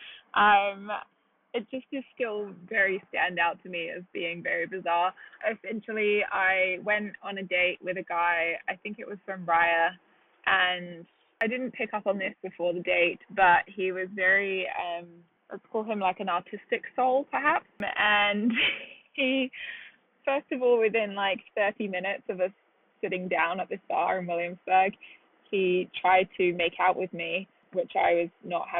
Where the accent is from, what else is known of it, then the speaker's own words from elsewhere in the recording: United Kingdom; moved away as an adult; now in New York, United States; I'm British originally, and I moved here about 5.5 years ago.